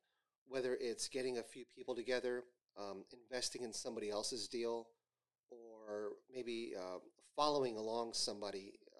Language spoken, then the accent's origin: English; New Jersey, United States; So my parents are from India. Mm-hmm. I grew up in New Jersey, born and raised in Jersey.